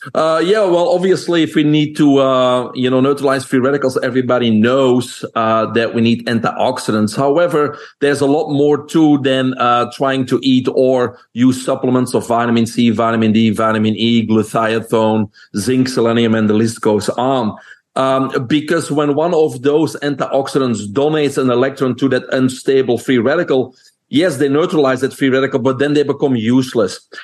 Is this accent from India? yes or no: no; Belgium; moved away as an adult; now in United States; people can hear my accent. I'm originally from Belgium.